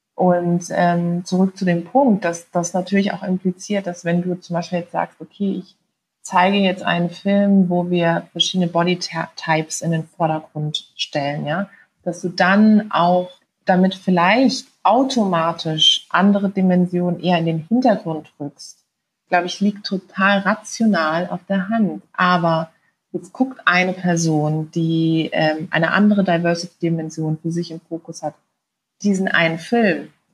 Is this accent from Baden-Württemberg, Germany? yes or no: yes; Karlsruhe, Baden-Württemberg, Germany; habe mit 20 Jahren kandidiert in Karlsruhe, in meiner Heimatstadt.